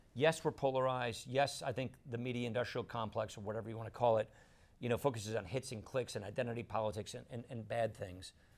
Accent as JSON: {"language": "English", "region": "Wisconsin", "country": "United States", "said": "I come from Wisconsin."}